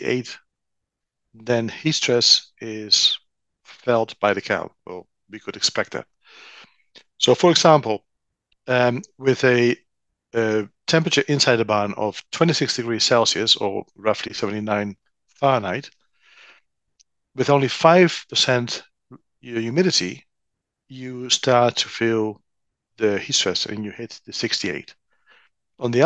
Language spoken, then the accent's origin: English; Netherlands; moved away; born and raised in the Netherlands.